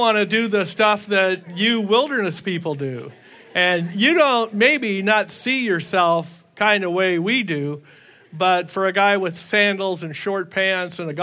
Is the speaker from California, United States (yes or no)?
yes; Southern California, United States; moved away as an adult; also born or lived in Hawaii; I was raised in Southern California